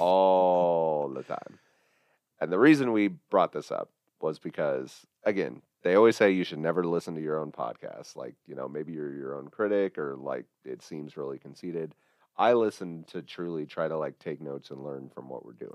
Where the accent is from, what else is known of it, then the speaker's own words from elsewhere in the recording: Midwest, United States; I was very clearly a Midwestern guy